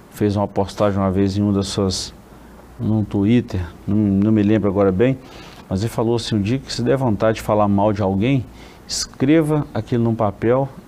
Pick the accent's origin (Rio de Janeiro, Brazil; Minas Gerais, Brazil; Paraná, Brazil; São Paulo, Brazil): Minas Gerais, Brazil; Caratinga; eu cresci numa congregação aqui nossa em Caratinga, convivi muitos anos com a saudosa irmã Desíria